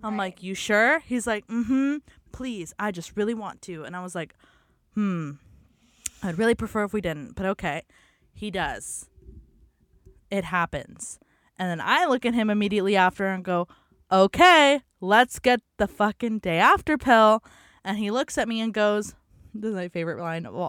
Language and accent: English; San Diego, California, United States; I was born on Zion Street in sunny San Diego in 1997.